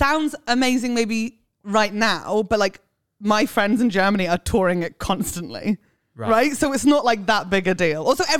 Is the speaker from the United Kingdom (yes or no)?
yes; England, United Kingdom; I'm also English, so.